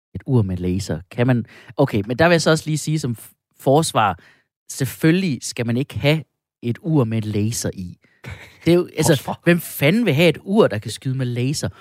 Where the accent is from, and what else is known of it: Denmark